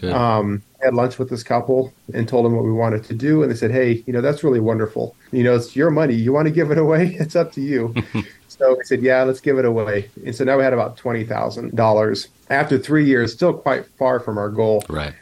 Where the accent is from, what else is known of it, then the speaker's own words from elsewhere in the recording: United States; moved away as an adult; now in Poland; as an American are you in Poland?